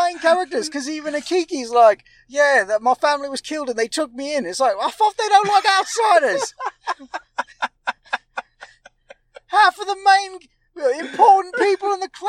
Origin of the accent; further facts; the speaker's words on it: United Kingdom; Actually, I'm from Britain. But I'm playing American for parts of this film.